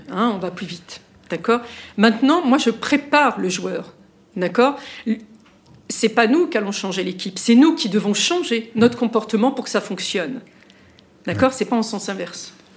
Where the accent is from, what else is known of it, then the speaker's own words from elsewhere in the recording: France; chez nous, en France